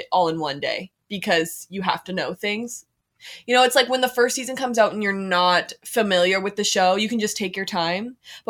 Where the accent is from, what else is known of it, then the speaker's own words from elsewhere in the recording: Red Deer, Alberta, Canada; I'm from Red Deer, Alberta.